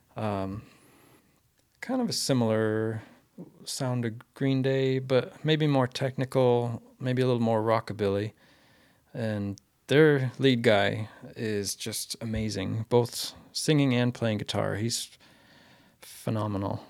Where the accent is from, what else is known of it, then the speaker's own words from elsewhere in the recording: Maine, United States; Growing up in Maine